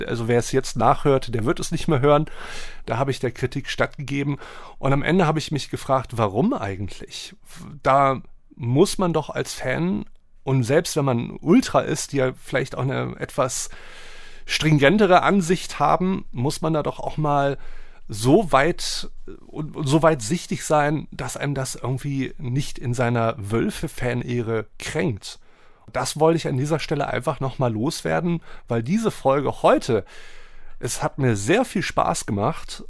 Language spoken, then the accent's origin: German; Wolfsburg, Lower Saxony, Germany; now in Hamburg, Germany; ich bin in Wolfsburg geboren